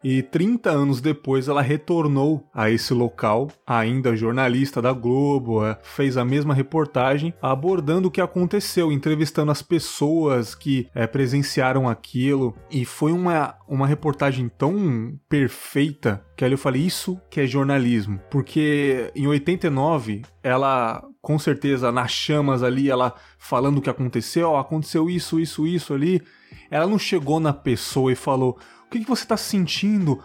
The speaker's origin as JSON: {"language": "Portuguese", "region": "São Paulo", "country": "Brazil", "tie": "born or raised there", "moved": "yes", "said": "apesar de não morar mais em São Paulo, eu assisto, né? O SPTV, que é a minha cidade natal."}